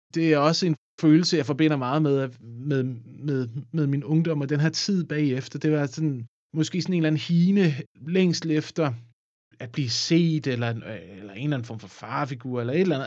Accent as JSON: {"language": "Danish", "area": "a small farm by the Odense River", "region": "Southern Denmark", "country": "Denmark", "tie": "born or raised there", "said": "Jeg voksede op på Ågården, som altså ja. en lille gård ved Odense Å."}